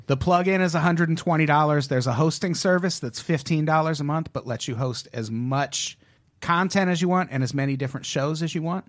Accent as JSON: {"language": "English", "country": "United States", "said": "as an American"}